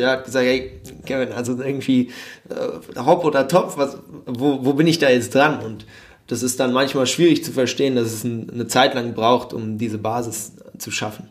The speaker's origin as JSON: {"language": "German", "town": "Frankfurt", "region": "Hesse", "country": "Germany", "tie": "born or raised there", "also_born_or_lived": "Mannheim", "moved": "as an adult", "lives_now": "Shanghai, China", "said": "gebürtig bin ich äh, Frankfurter"}